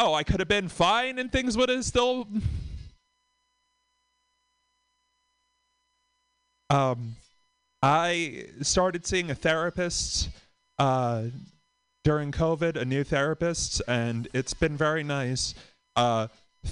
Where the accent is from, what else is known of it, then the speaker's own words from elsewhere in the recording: Boston, Massachusetts, United States; from Boston